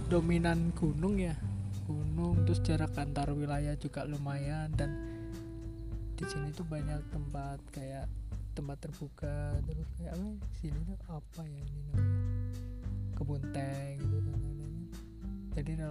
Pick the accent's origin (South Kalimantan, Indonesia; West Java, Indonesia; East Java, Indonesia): East Java, Indonesia; Kebetulan kan aku orang Jawa Timur.